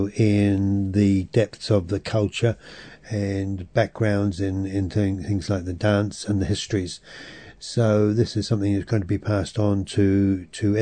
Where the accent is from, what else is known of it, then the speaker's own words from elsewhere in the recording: England, United Kingdom; As a European, as English, or grown up in England